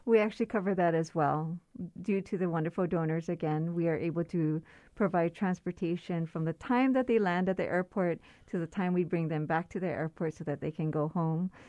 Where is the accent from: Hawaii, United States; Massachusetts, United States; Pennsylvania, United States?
Hawaii, United States; Oahu; I grew up on Oahu